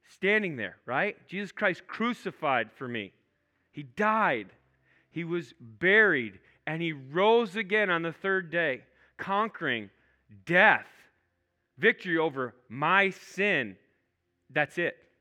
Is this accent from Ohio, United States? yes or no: no; Minnesota, United States; I'm not from Canada. I'm from Minnesota